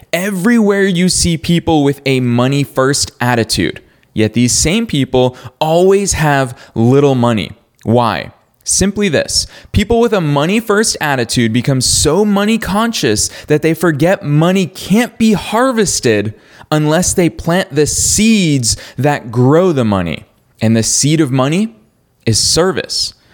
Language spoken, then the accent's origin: English; Marlborough, Massachusetts, United States; Marlboro, Massachusetts. That's my hometown